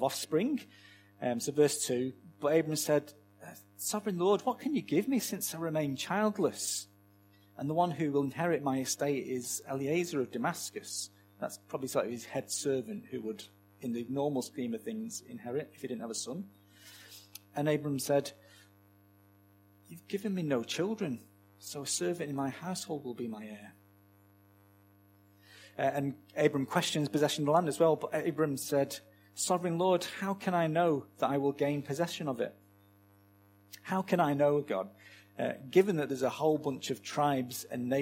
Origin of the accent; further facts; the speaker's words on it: Manchester, North West England, United Kingdom; set in my hometown of Manchester